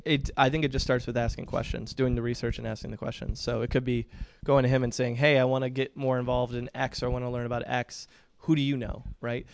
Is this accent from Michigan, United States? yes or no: yes; Michigan, United States; moved away as an adult; also born or lived in Williamsport, Pennsylvania; now in Indianapolis, United States; I'm originally from Michigan, um, born and raised